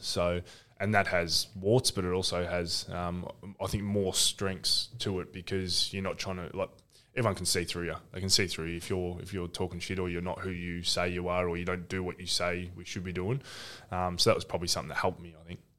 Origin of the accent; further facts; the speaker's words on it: Ocean Grove, Victoria, Australia; I grew up in Ocean Grove